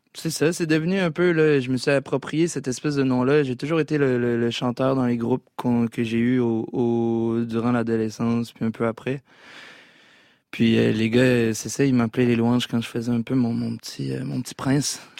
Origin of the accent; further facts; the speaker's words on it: Quebec City, Quebec, Canada; petit garçon blanc de la ville de Québec